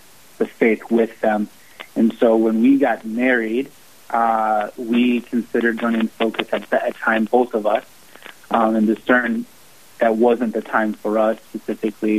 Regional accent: St. Paul, Minnesota, United States; moved away as an adult; now in Sioux Falls, United States; I'm originally from St. Paul, Minnesota, and currently live in Sioux Falls, South Dakota

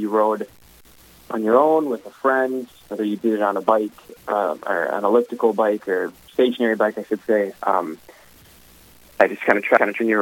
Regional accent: Grand Forks, North Dakota, United States; Growing up in the area

